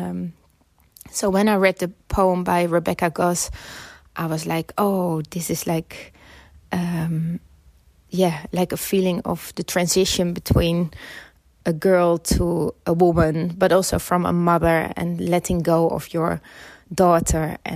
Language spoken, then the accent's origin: English; Netherlands; now in London, United Kingdom; so uh, I immigrated from the Netherlands to uh, the UK, so I lived in London.